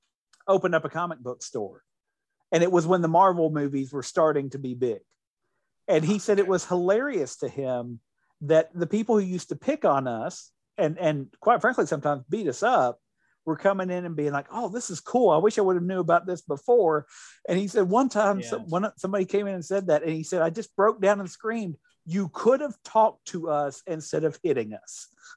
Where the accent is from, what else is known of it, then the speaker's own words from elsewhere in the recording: Appalachian Kentucky, United States; I grew up in the Appalachian area of Kentucky, obsessed with Star Trek.